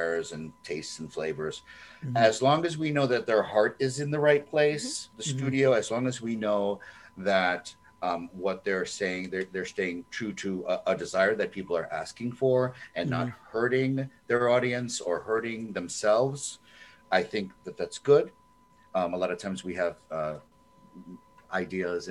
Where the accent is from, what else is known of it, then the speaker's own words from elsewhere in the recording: United States; as an American